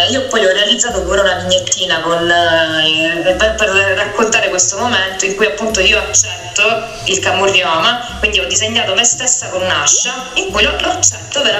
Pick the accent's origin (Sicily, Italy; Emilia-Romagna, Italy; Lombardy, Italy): Sicily, Italy; come hai detto tu, sono una siciliana, eh